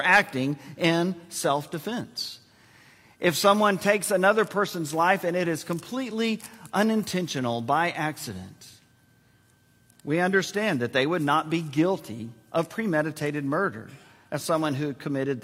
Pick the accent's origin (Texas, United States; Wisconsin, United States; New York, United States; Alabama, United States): Texas, United States; San Antonio; Joyce and I were born and raised in San Antonio, which is filled with Air Force bases.